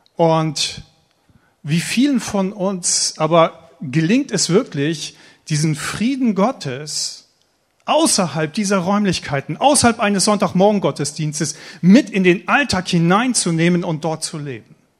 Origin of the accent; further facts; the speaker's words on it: Eckernförde, Schleswig-Holstein, Germany; also born or lived in Stade / Schorndorf; now in Baden, Germany; ich komme ursprünglich aus Eckernförde, oberhalb von Kiel, Eckernförder Bucht, wunderschönes Schleswig-Holstein